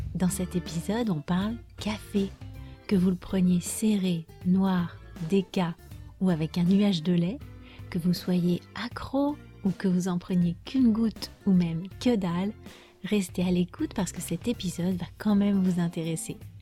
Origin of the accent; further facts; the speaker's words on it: France; je suis française